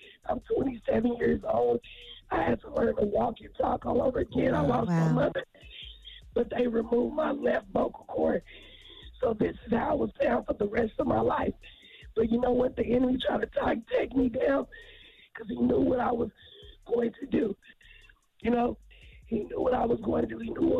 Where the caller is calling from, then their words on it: Tulsa, Oklahoma, United States; I'm from Tulsa, Oklahoma.